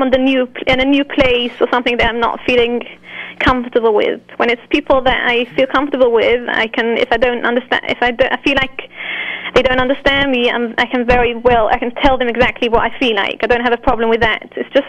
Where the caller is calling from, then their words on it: London, United Kingdom; Yes, I'm calling from London.